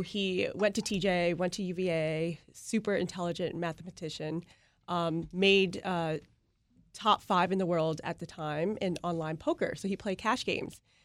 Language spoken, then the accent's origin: English; Vietnam; moved away; growing up in Vietnam